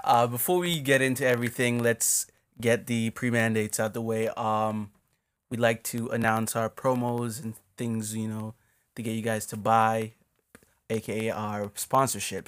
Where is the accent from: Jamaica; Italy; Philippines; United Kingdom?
Jamaica; moved away; we're obviously from Jamaica